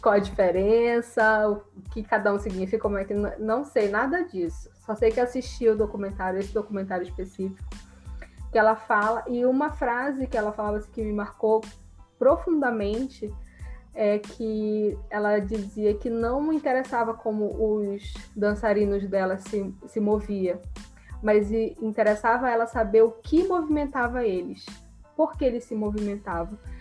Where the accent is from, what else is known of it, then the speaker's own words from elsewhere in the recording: Brazil; A gente é brasileiro.